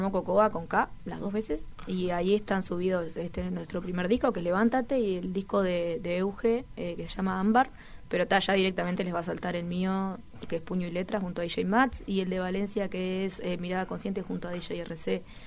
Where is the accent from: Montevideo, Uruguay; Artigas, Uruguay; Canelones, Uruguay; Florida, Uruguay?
Canelones, Uruguay; Toledo; Yo soy de Toledo, Canelones